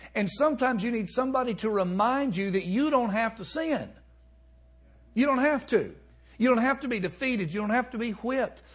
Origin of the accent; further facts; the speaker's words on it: Alabama, United States; moved away; also born or lived in Chicago; I'm from Alabama